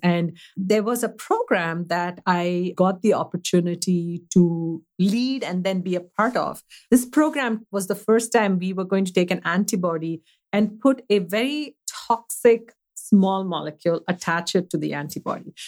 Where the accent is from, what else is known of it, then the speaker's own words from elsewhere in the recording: Mumbai, Maharashtra, India; now in United States; I grew up in a city that's actually very, very well known. It's uh, the city of Mumbai.